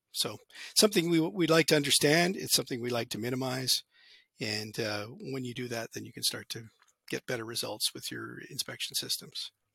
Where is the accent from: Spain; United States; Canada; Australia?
Canada; also born or lived in Alberta; I grew up in Canada